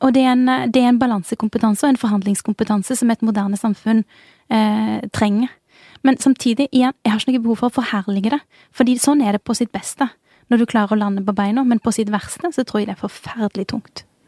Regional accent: Bjørheimsbygd, Rogaland, Norway; moved away as an adult; now in Oslo, Norway; jeg kommer fra Bjørheimsbygd. Det ligger utenfor Tau, som ligger utenfor Jørpeland, som ligger utenfor Stavanger. Så det er et veldig lite sted på Vestlandet.

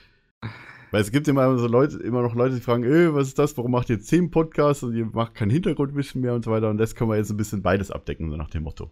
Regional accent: Bavaria, Germany; Ich bin ja selber Bayer

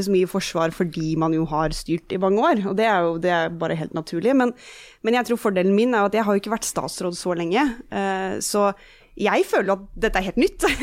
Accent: Eastern Norway, Norway; accent: Eastern Norwegian; also born or lived in United States; flytta vi overalt, mange år i USA og sånn, og de har alltid snakka østlandsk hjemme. Så det er der min dialekt er fra.

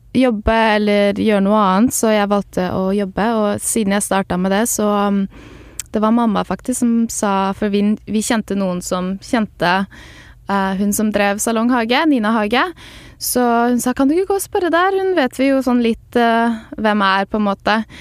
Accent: Norway; moved away as an adult; now in Los Angeles, United States; jeg er fra Norge

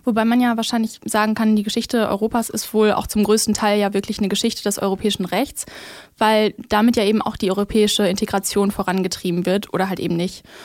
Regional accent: Germany; wenn ich mich überhaupt mit sowas identifizieren würde, dann wahrscheinlich doch eher als Deutsche.

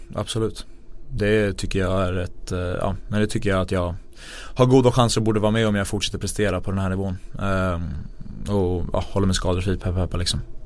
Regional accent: Sweden; jag är född i Sverige

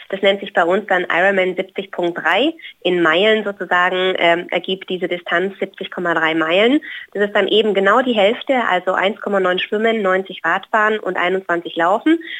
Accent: Hawaii, United States; jetzt da, wo ich herkomme, aus Hawaii, auch unter extremen Witterungsverhältnissen mit sehr warm, sehr heiß und äh, sehr schwül.

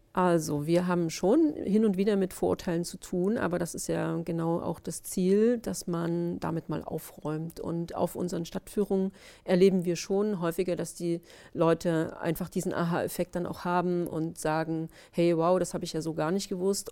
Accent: Leipzig, Saxony, Germany; gebürtige Leipzigerin, habe hier meinen Lebenslauf bisher lückenlos gestalten dürfen

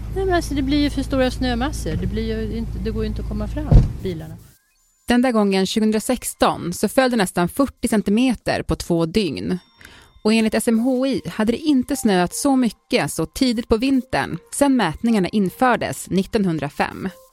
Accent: Norrbotten County, Sweden; jag är ju från Norrbotten där det snöar väldigt mycket

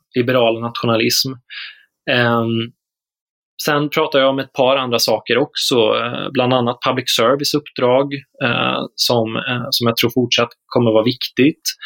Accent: Småland, Sweden; Jag som smålänning

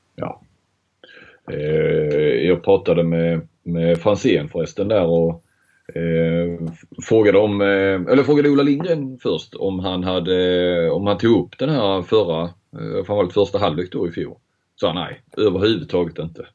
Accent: Skåne, Sweden; moved away as an adult; also born or lived in Stockholm; Jag är ju skåning

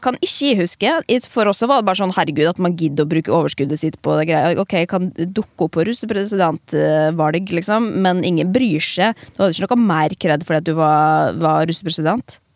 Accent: Molde, Møre og Romsdal, Norway; moved away as an adult; now in Oslo, Norway; vi har gått på samme videregående, men kjente ikke hverandre da vi gikk der og det var Molde videregående

